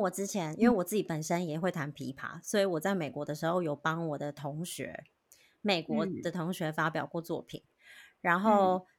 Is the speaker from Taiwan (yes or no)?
yes; Taiwan; now in United States; 以前在台湾，大家都是亚洲人。